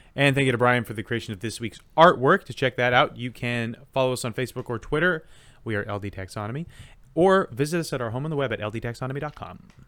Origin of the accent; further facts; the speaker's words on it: United States; I'm an American and I think American things